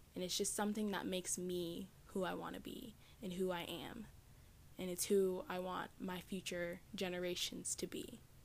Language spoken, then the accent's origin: English; the South, United States; I am from the South in the United States.